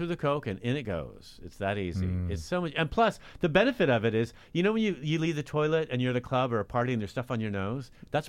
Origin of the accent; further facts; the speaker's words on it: Marin, California, United States; I'm from Marin.